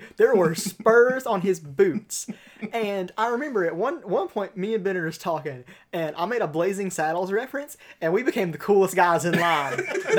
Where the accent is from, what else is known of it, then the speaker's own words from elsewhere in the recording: South Georgia, United States; we're all from South Georgia